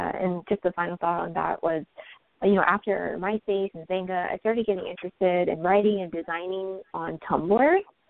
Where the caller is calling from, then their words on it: San Jose, California, United States; also born or lived in Indiana; I'm calling from San Jose, California.